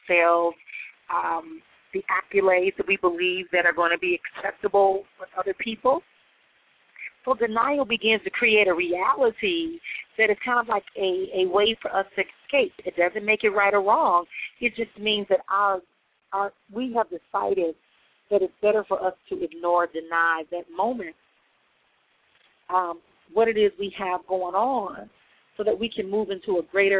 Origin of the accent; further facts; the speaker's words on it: Milwaukee, Wisconsin, United States; moved away; making my move back to my hometown of Milwaukee, Wisconsin, official